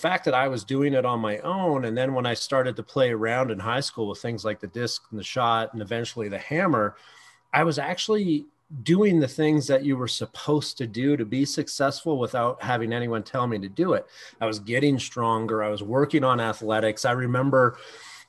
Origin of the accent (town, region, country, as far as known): Canada